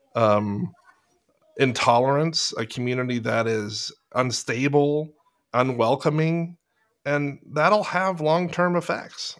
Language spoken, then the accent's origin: English; Fallbrook, California, United States; I'm from Fallbrook.